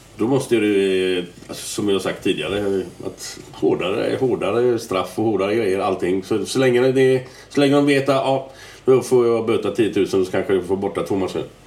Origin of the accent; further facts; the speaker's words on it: Gothenburg, Västra Götaland, Sweden; jag är jävligt stolt att komma från Göteborg